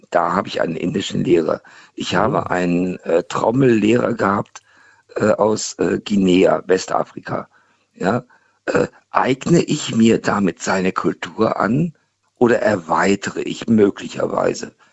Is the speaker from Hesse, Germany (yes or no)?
no; Hannover, Lower Saxony, Germany; now in Mannheim, Germany; Äh, ich komme aus Hannover, dafür kann ich nichts.